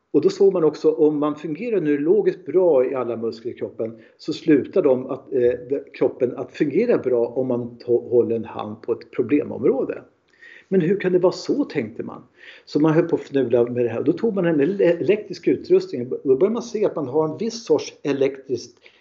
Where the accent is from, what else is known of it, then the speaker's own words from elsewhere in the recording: Stockholm, Stockholm County, Sweden; Jag är en man från Stockholm